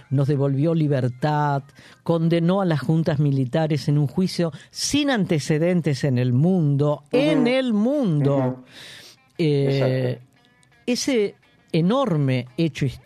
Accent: Argentina

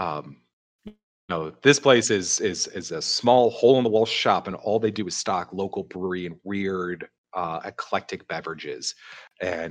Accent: Chicago, Illinois, United States; I'm from Chicago

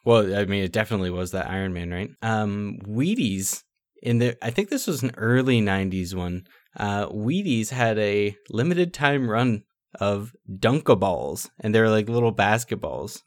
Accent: Niagara Falls, Ontario, Canada; we're from Niagara Falls, like, we went grocery shopping over in the States sometimes

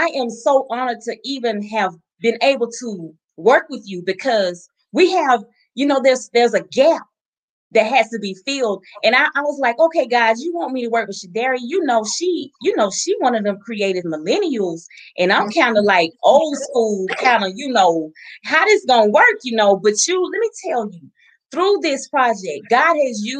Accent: the South, United States; Southern girl. Just like me, little Southern girl.

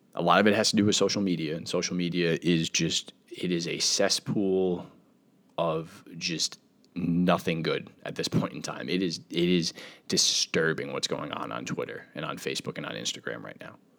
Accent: United States; being an American

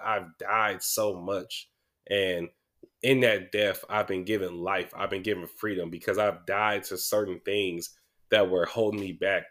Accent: Sacramento, California, United States; I'm from Mac Row, I'm from South Sac

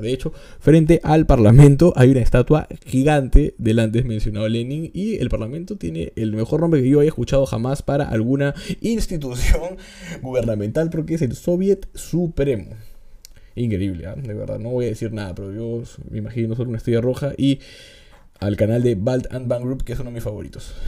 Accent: Peru

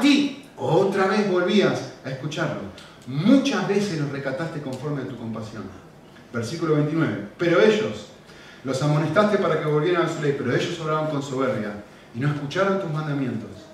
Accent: Argentina; con mi acento todo el mundo que me escucha ahora la primera vez se da cuenta, nacimos en Argentina

